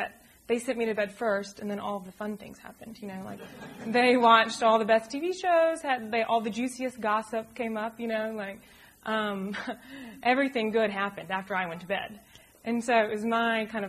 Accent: Birmingham, Alabama, United States; moved away as an adult; also born or lived in Charlottesville, Virginia; growing up from Birmingham to Charlottesville and back

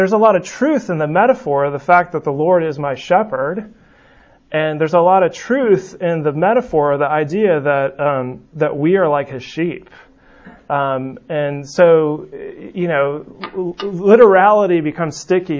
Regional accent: West Coast, United States; now in Birmingham, United States; where I grew up on the West Coast

